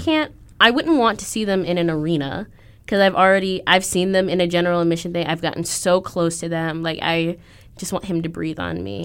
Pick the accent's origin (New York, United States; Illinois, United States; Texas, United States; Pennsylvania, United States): Illinois, United States; Aurora; moved away; I'm from Aurora, Illinois